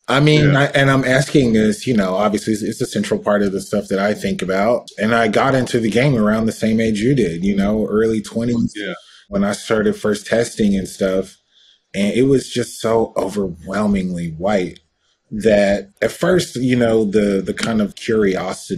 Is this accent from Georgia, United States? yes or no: yes; Georgia, United States; growing up in Georgia